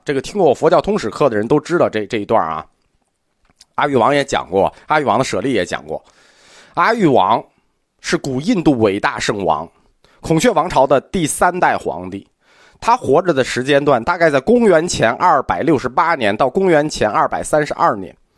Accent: China; 我们中国人就有这好习惯

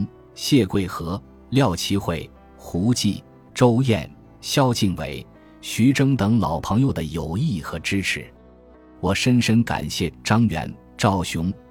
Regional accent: Meizhou, Guangdong, China; now in Beijing, China; 我是客家人，老家是广东梅州的，中学在叶剑英元帅的母校广东梅州市东山中学就读，后来考入中国人民大学。

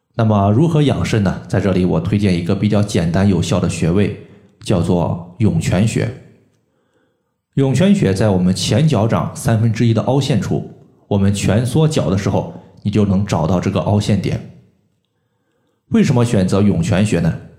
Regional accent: China; 我们中国人

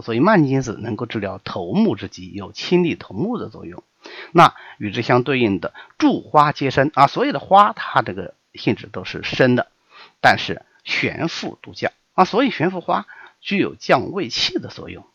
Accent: China; 我们中国人

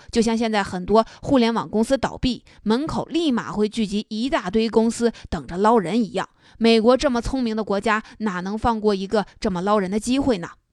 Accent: China; 我们中国人

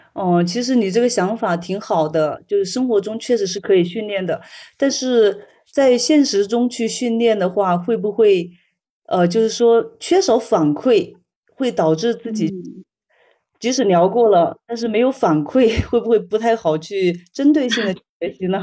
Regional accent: Hubei, China; 我老家是湖北的

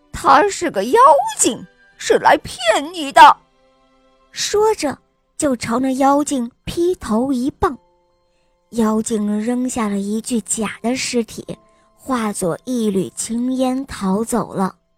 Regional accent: Huangjiang, Guangdong, China; 我五岁半了，我来自还乡

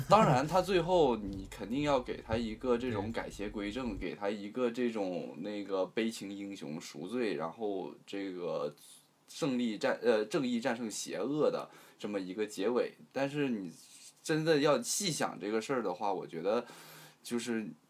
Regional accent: Guangdong, China; 从小嗯。在广东这个地方长大

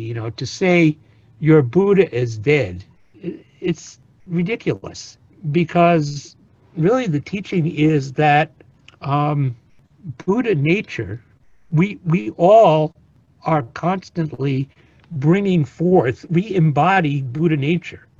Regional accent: East Coast around New York, United States; now in California, United States; I grew up on the East Coast around New York

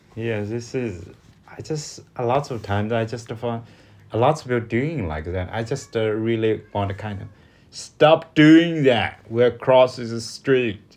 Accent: China; English is a second language; from China

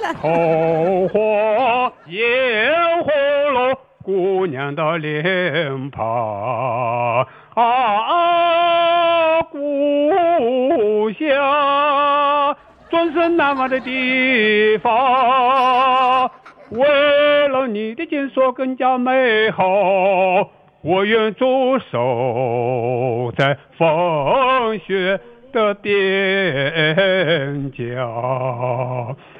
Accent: Wutai, Shanxi, China; now in Taiyuan, China; 我们老家是山西五台县

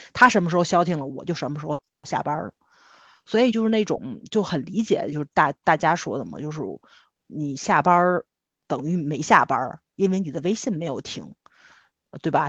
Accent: Tianjin, China; 是我们天津人

